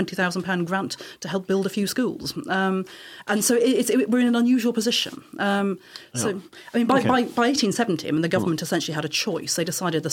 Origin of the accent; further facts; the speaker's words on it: United Kingdom; also born or lived in Dublin, Ireland; I was born in Dublin, but I grew up in this country